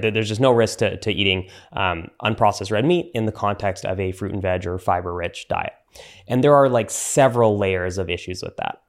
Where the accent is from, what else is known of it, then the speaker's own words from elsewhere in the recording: Canada; I'm Canadian